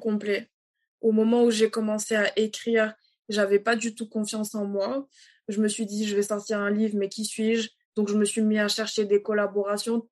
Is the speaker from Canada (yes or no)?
no; Dakar, Senegal; moved away as an adult; also born or lived in Cape Verde / Benin; now in France; Je suis née, j'ai grandi à, à Dakar jusqu'à l'âge de mes 18 ans.